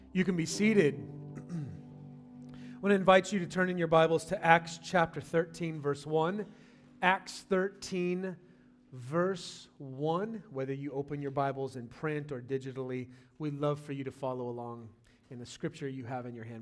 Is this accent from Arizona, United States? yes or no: no; California, United States; moved away; I'm from California.